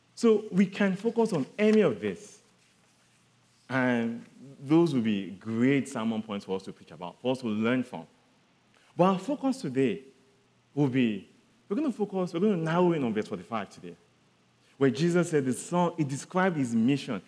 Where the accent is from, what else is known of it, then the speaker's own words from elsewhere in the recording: southern Nigeria, Nigeria; I come from Nigeria. I'm from the southern part of Nigeria